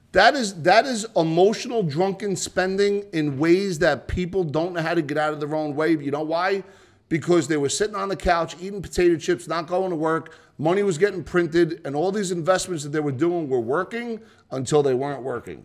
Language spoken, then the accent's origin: English; New Jersey, United States; I'm from New Jersey